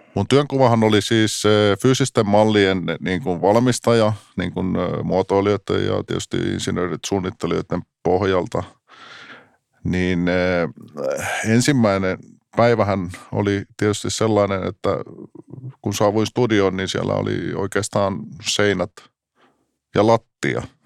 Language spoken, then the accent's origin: Finnish; Tampere, Pirkanmaa, Finland; olen tamperelainen, syntynyt Pispalassa, sitten nuoruuden viettänyt tietysti legendaarisessa Tesomassa